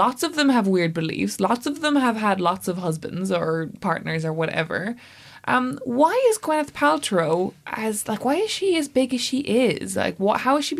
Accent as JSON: {"language": "English", "country": "Ireland", "said": "I'm the Irish person in the room"}